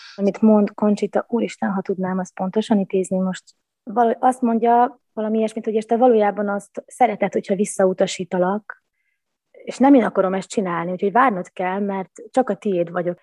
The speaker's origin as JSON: {"language": "Hungarian", "region": "Vojvodina", "country": "Serbia", "moved": "as an adult", "said": "úgy döntöttem 19 évnyi világjárás és csavargás után, hogy akkor vissza a gyökerekhez. Úgyhogy most itthon"}